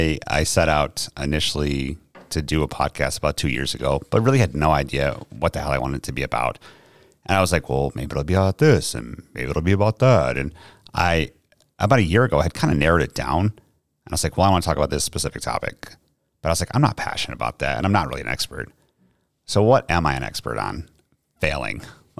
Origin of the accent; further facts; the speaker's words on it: New York, United States; accent: New York; So I am not from here. Obviously, I'm from New York. I have tried to hide my accent as much as possible just because people here don't take too kindly to it.